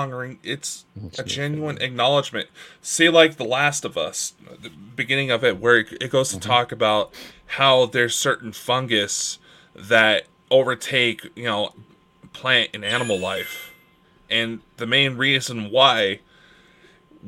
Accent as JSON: {"language": "English", "country": "United States", "said": "I'm an American"}